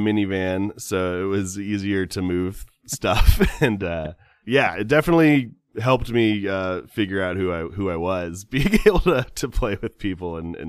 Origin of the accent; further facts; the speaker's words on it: California, United States; And you know, again, I'm from Southern California